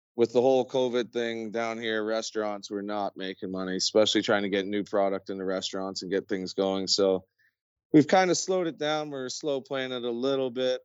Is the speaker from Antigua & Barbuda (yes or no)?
no; near Barrie, Ontario, Canada; we moved back home to my hometown, menacing, uh, well, just outside of Barrie, Ontario